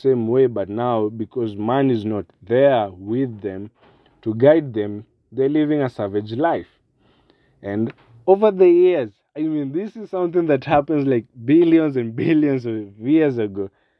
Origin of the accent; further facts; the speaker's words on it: Kenya; I'm from Kenya and we're very much well known for our wildlife and our cultures